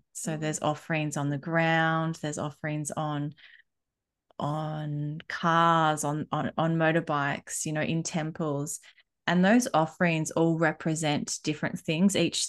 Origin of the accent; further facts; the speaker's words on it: Australia; also born or lived in Bali, Indonesia; growing up in both worlds, I have had the best side of both coins, because I think if I was only growing up in Australia or only growing up in Bali, I wouldn't have these two points of view.